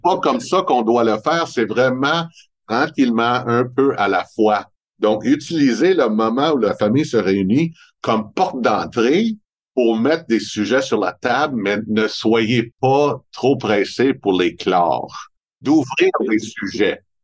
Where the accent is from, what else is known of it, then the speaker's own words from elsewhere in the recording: Montreal, Quebec, Canada; accent: Montreal; j'ai vraiment un accent de Montréal. Mais c'est normal parce que ça fait 58 ans que je reste à Montréal